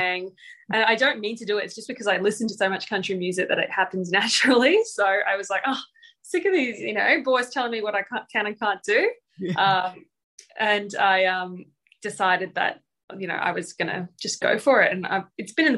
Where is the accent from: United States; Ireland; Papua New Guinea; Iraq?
Papua New Guinea; now in Australia; I grew up in Papua New Guinea